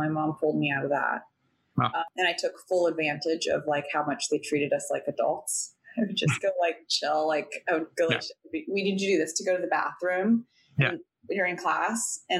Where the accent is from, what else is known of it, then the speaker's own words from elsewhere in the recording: Sacramento, California, United States; moved away as an adult; also born or lived in San Diego / Olympia / Seattle / San Francisco; I was born in San Diego and lived there till I was about 7. We lived in like 3 different houses for whatever reason. We ended up buying one. And then I think it got too expensive. So then we moved to Sacramento.